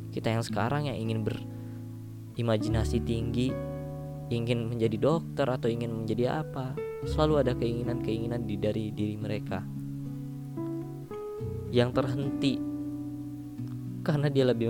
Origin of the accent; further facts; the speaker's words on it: Sumatra, Indonesia; karena aku lahir di Pulau Sumatera, eh karena aku dibesarkan dari Pulau Sumatera